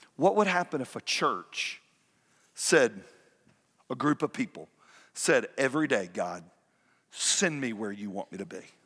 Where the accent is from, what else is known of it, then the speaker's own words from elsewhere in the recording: Fayetteville, United States; moved away; I drove down to my hometown